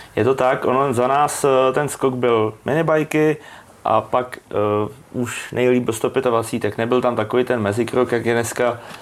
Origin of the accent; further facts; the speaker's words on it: Czechia; jsem po škole chodil vždycky na letiště, tam u nás v Brodě